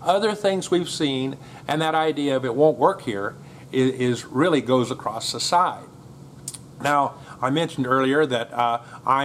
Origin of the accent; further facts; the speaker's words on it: United States; moved away; as an American